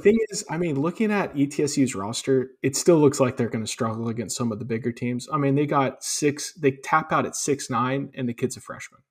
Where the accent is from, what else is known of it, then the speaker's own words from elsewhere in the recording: Chattanooga, Tennessee, United States; I grew up in Chattanooga